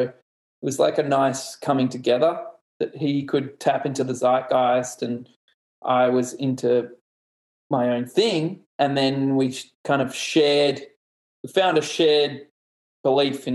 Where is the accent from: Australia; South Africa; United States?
Australia; Melbourne, Victoria; I grew up in Melbourne